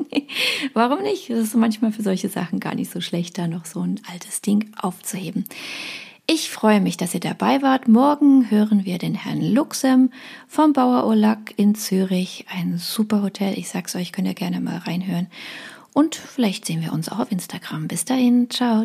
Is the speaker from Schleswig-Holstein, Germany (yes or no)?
no; Dresden, Saxony, Germany; ich bin Dresdnerin